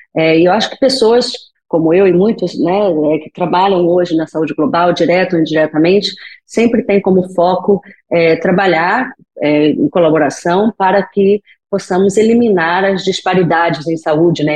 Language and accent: Portuguese; Rio de Janeiro, Brazil; moved away; eu sou é, brasileira, natural do Rio de Janeiro, meu sotaque não escuta não esconde